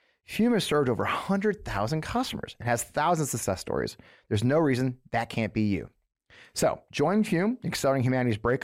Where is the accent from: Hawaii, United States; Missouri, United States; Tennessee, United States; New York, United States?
Missouri, United States; I grew up here in Missouri.